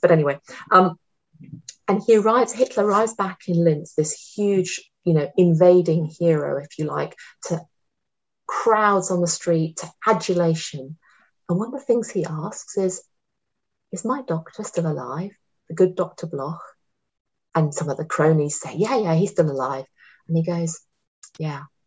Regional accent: United Kingdom; I'm ostensibly British, but I also have an Austrian passport nowadays

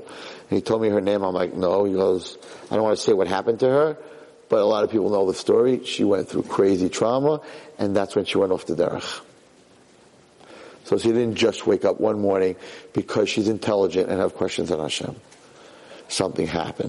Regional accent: United States; I got one passport. I am an American

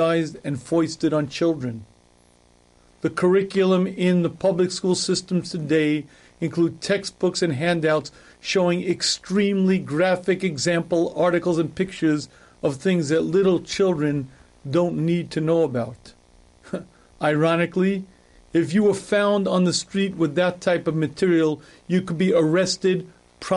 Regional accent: New York City, New York, United States; I was born in Queens, New York, and I grew up in this country

